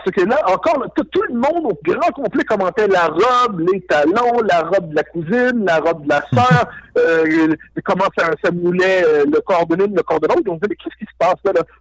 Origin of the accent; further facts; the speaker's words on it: Quebec, Canada; je suis québécois.